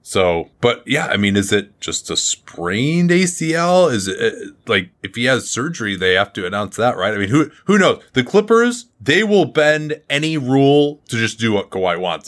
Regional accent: United States; as an American Patriot

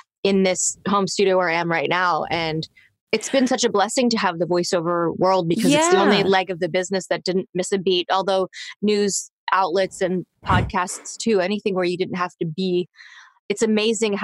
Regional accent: Toronto, Ontario, Canada; I grew up in Toronto, and my agent, who I got when I was 13, who is still my same agent today

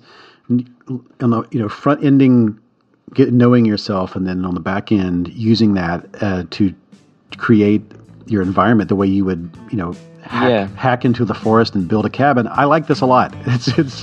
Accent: the South, United States; I'm from the South

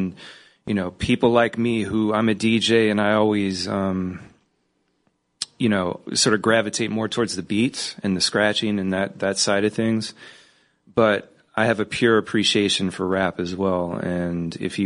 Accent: California, United States; I'm from California

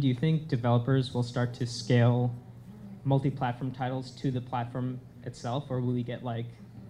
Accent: Long Island, New York, United States; I'm from Long Island.

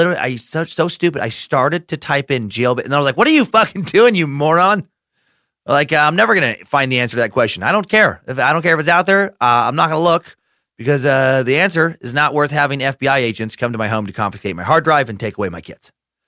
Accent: Riggins, Idaho, United States; my hometown, Riggins, Idaho. Only has about 1,400 residents today.

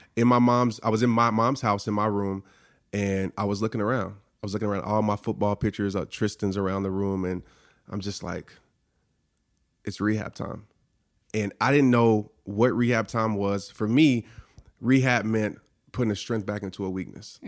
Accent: New Orleans, Louisiana, United States; growing up in New Orleans, I stayed across the street from a Saints player.

